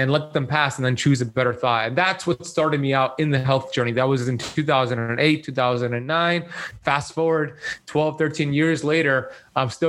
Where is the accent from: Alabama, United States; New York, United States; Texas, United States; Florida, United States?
Florida, United States; Miami Beach; I grew up here in Miami Beach, Florida